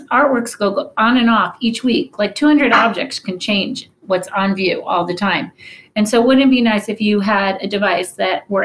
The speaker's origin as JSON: {"language": "English", "region": "New York", "country": "United States", "tie": "born or raised there", "said": "I grew up in New York and went to museums all the time"}